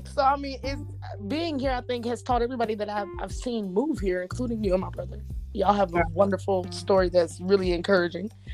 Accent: Las Vegas, Nevada, United States; moved away as an adult; now in Houston, United States; I love my hometown, but I just feel like Vegas don't have nothing for me

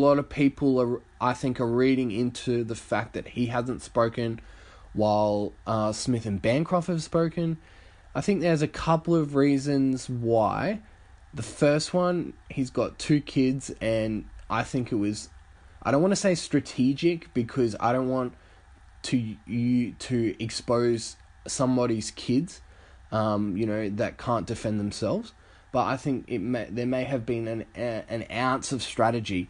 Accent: Australia; as an Australian

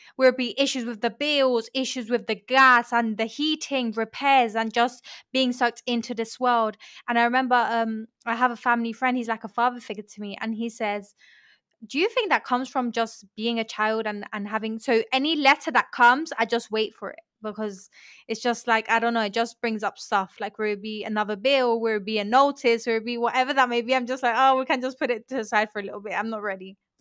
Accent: London, United Kingdom; also born or lived in Colombia; I was born in Colombia and I moved to London. I was raised in London.

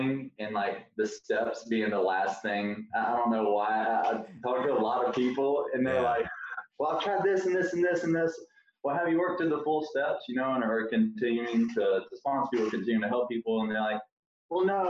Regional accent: Alabama, United States; moved away as an adult; now in Gainesville, United States; I'm from Alabama, and it was in Gainesville, Florida. That's where I currently live.

